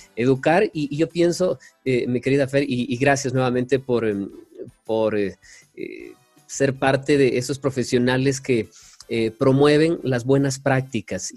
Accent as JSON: {"language": "Spanish", "region": "Ecuadorian coast", "country": "Ecuador", "said": "soy costeño"}